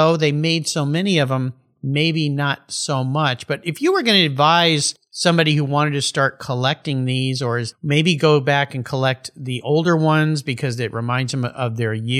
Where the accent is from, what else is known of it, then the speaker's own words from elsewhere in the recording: Southern California, United States; now in Pacific Northwest, United States; I grew up in California where it's sunny